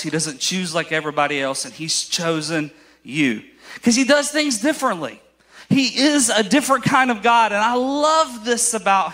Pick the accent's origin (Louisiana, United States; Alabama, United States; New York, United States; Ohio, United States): Alabama, United States; I am from Alabama